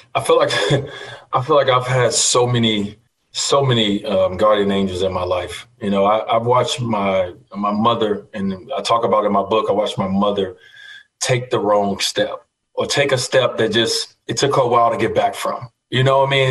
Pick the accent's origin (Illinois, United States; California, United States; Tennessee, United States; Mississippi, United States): Illinois, United States; Chicago; growing up in Chicago, Michael Jordan